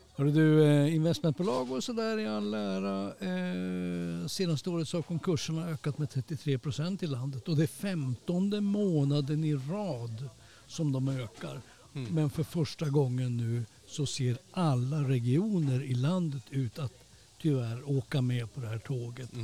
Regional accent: Sweden; som svensk

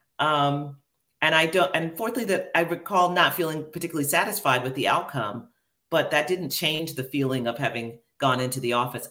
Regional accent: New York City, New York, United States; I grew up in Queens, New York

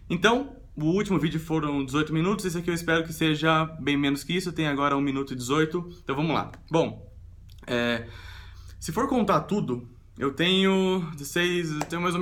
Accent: Sorocaba, São Paulo, Brazil; eu nasci em São Paulo e mudei para Sorocaba, que é uma cidade no interior de São Paulo.

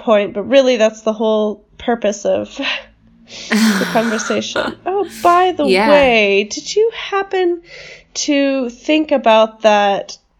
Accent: United States

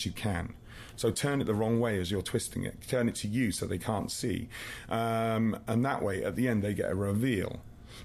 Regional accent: England, United Kingdom; now in Canada; I'm English, but I live in Canada.

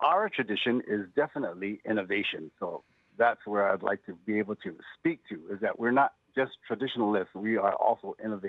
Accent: Hawaii, United States; now in San Francisco, United States; Even though I'm here in San Francisco, I get to practice being a Hawaiian, a Native Hawaiian, and using those customs and traditions

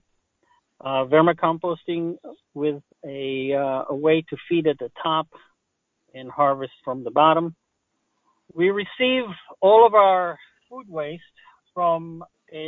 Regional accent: Israel; English is a second language; now in Maryland, United States; I have a little accent. I was born in Israel. I was born on a kibbutz, which is a collective farm

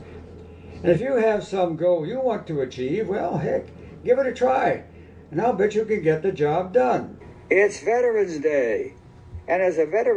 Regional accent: Kokomo, Indiana, United States; moved away as an adult; also born or lived in Berlin, Germany; now in Chicago, United States; my hometown of Kokomo, Indiana

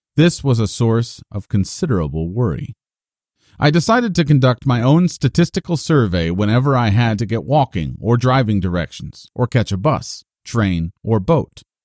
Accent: United States; accent: American; my American accent

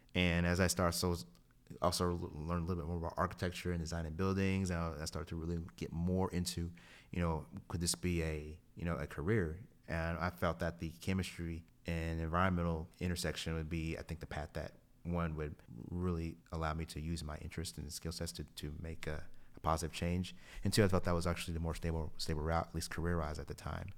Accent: Kingsport, Tennessee, United States; moved away; I was born and raised in Kingsport, Tennessee

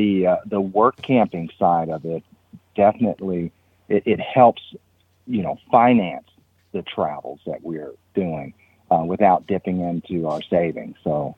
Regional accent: Milwaukee, Wisconsin, United States; moved away as an adult; also born or lived in Charleston, South Carolina; I am from Milwaukee, Wisconsin, originally, and joined the Navy back in 1990 and then traveled all around the world and then retired in 2012.

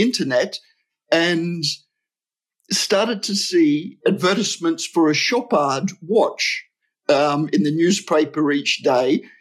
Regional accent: Australia; also born or lived in United Kingdom; now in Switzerland; My wife is Swiss. I'm actually Australian. I was living in the UK and moved to Switzerland when we got married

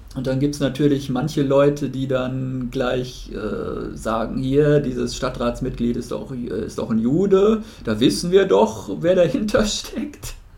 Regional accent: Germany; als Deutscher

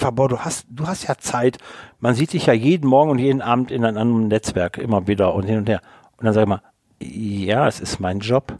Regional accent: Rhineland, Germany; ich komme ja aus dem Rheinland

